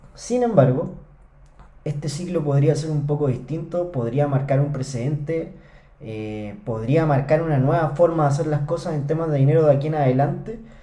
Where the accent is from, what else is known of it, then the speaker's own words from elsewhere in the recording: Chile; acá en Chile, en mi país